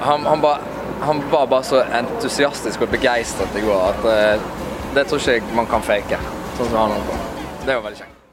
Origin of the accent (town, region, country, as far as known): Western Norway, Norway